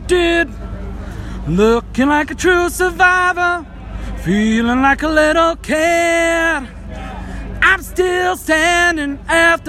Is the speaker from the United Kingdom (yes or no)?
yes; Walsall, West Midlands, United Kingdom; I'm from Walsall in the Midlands.